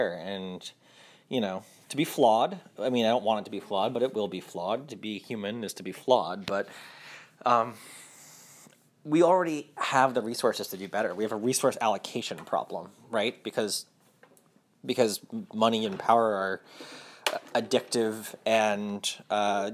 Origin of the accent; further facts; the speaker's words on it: Rhode Island, United States; also born or lived in New York; now in Louisiana, United States; I'm from Rhode Island originally, and my family's from, most of my family's from New York.